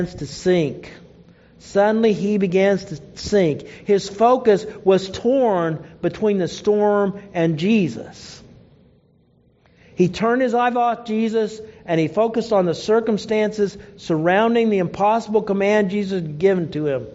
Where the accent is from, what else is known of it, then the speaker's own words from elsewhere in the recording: Oklahoma, United States; I grew up in Oklahoma